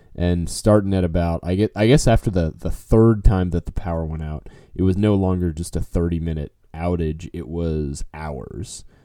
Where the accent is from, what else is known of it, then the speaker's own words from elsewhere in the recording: New Orleans, Louisiana, United States; now in Texas, United States; I grew up in New Orleans. Now I live in Texas